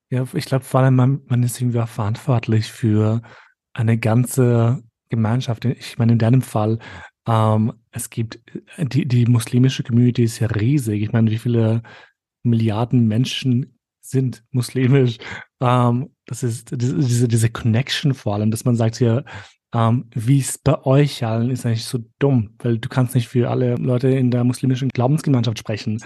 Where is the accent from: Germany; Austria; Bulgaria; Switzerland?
Austria